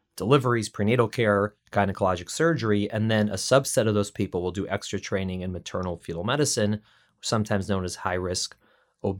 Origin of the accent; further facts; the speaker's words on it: Chicago, Illinois, United States; now in New York City, United States; We're both Midwesterners. I was in Chicago